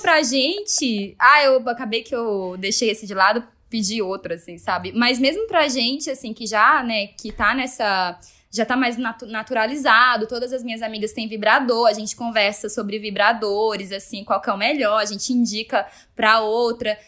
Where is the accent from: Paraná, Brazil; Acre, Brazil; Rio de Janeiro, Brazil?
Acre, Brazil; Rio Branco; now in São Paulo, Brazil; eu nasci no Acre, nasci na zona rural de Rio Branco